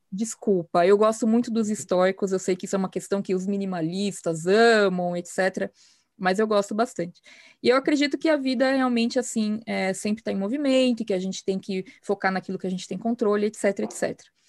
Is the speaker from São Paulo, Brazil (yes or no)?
yes; São Paulo, Brazil; also born or lived in Campinas; Eu moro em São Paulo, sem, sou paulistana por, de, por nascença e por vocação